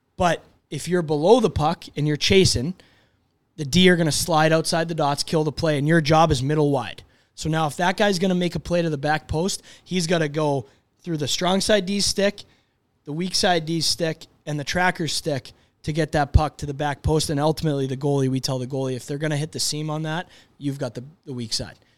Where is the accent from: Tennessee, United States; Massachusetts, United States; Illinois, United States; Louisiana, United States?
Massachusetts, United States; Boston; I grew up in Boston